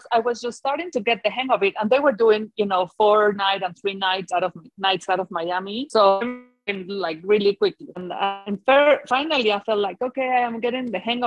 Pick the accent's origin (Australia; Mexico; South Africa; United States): Mexico; English is a second language; moved away as an adult; also born or lived in London; And I said, Mexico